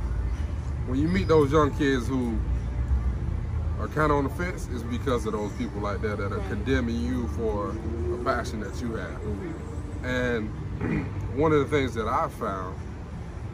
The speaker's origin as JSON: {"language": "English", "region": "Alabama", "country": "United States", "tie": "born or raised there", "said": "I grew up in Alabama"}